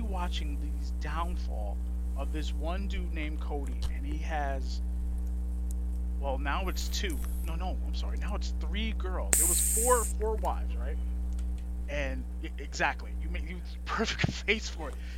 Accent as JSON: {"language": "English", "region": "New York", "country": "United States", "tie": "born or raised there", "said": "I grew up in New York."}